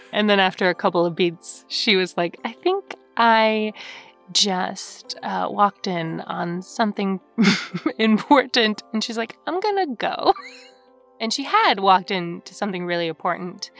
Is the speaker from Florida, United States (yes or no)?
no; Lake Forest, California, United States; I'm originally from Lake Forest, California